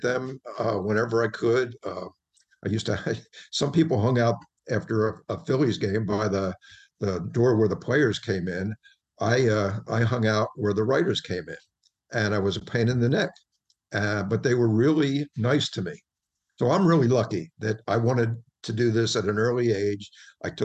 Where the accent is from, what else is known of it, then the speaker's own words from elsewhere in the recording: Wilmington, Delaware, United States; I grew up in Wilmington, Delaware